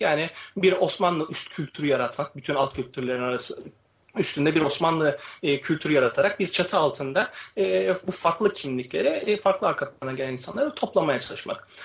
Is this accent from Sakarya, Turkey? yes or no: no; Istanbul, Turkey; ben 86 yılında İstanbul'da doğdum